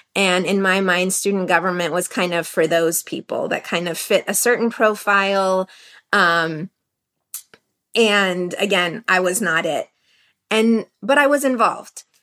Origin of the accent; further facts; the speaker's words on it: United States; I feel hyphenated in my identity and in my culture and that I'm Iranian and I'm American